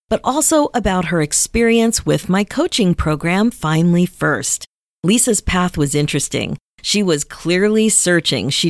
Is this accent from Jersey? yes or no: no; Houston, Texas, United States; I was born and raised here in Texas.